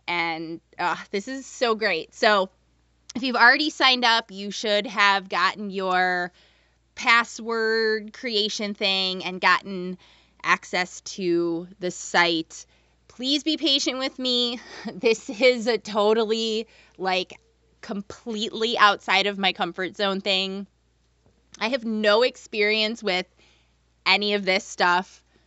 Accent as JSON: {"language": "English", "town": "Jacksonville", "region": "North Carolina", "country": "United States", "tie": "born or raised there", "said": "I was born and raised in Jacksonville, North Carolina, which is not far from Wilmington, like half an hour."}